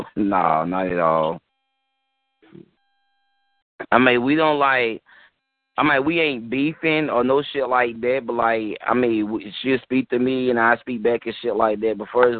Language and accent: English; Alabama, United States; Yeah, I'm from Alabama.